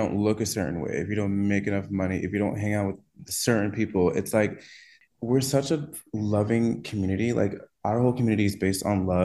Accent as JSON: {"language": "English", "region": "Connecticut", "country": "United States", "moved": "yes", "lives_now": "Dallas, United States", "said": "I am from Connecticut"}